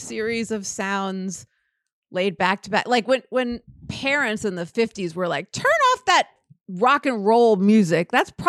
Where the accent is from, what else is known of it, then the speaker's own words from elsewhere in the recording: the South, United States; Growing up in the South, you would hang out at the Bass Pro Shop.